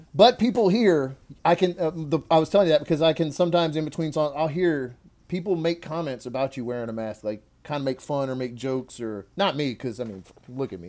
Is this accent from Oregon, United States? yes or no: no; Louisiana, United States; we're both from Louisiana